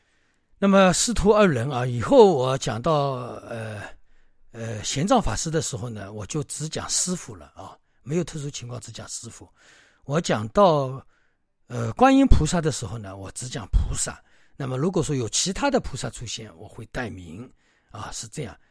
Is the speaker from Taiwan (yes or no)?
no; China; 所以呢，我们中国人自古传承当中都有龙的传人。那么当然，这个里面我们中国人自然有龙的精神、龙的法力、龙的本事在里面，所以把它称为龙的传人。